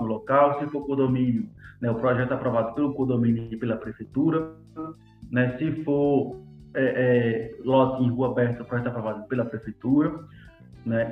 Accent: Sergipe, Brazil; A gente é sergipano e gosta de dizer que é sergipano

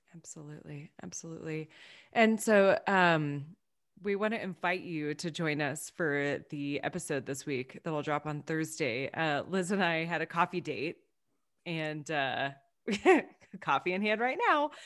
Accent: Texas, United States; moved away; as a Texan, just watching my family go through what's happened there

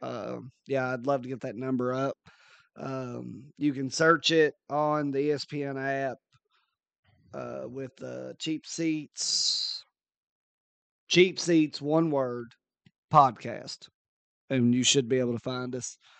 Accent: near Maysville, Kentucky, United States; which is one town over from my hometown.

